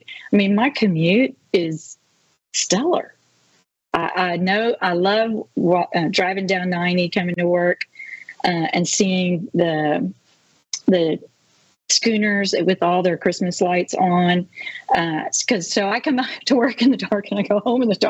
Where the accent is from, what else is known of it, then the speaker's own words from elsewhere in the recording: Central Texas, United States; moved away as an adult; now in Mississippi Gulf Coast, United States; I grew up in Central Texas in a German community that was founded by a German prince